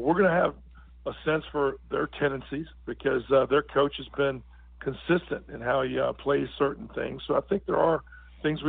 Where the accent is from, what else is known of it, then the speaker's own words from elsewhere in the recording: Virginia, United States; now in Irvine, United States; I grew up in Virginia